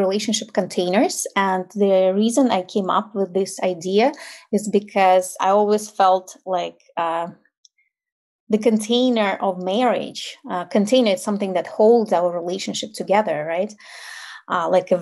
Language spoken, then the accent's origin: English; Ukraine; English is a second language; moved away as an adult; now in United States; And I'm originally from Ukraine, so obviously I still have an accent. I moved to the United States when I was my early 30s, so my accent is still there. And I grew up in like post-Soviet Ukraine